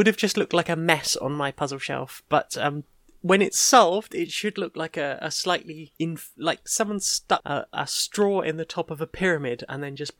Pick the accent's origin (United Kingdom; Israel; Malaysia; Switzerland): United Kingdom; London; Because I'm originally from South London, so I do have a lot of that in me. It's only voice training that's made me slightly sound a bit too posh.